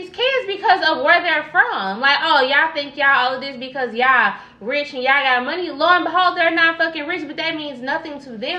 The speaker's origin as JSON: {"language": "English", "town": "St. Louis", "region": "Missouri", "country": "United States", "tie": "born or raised there", "also_born_or_lived": "Carbondale, Illinois", "said": "I've been in St. Louis since I was two. So like, I'm from St. Louis"}